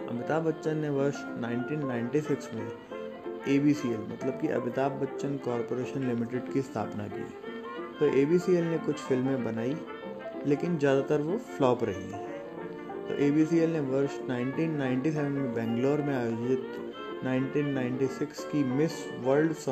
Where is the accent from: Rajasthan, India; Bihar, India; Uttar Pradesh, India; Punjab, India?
Rajasthan, India; Jaipur; और मैं जयपुर राजस्थान से बिलोंग करता हूँ